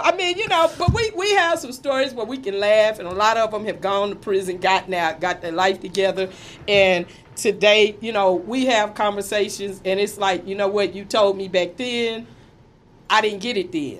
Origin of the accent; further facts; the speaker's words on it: Fort Worth, Texas, United States; I grew up in Fort Worth, born and raised pretty much, went to high school there